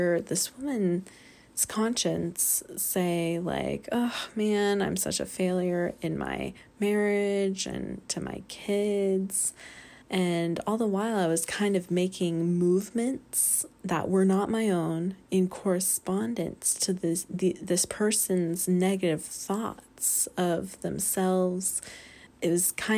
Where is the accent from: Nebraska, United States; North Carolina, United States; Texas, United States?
North Carolina, United States; I'm from North Carolina